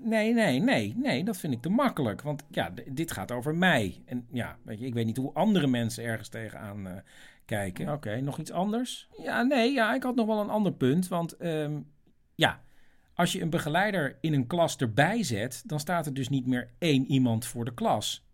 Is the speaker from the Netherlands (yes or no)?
yes; Netherlands; wij als Nederlanders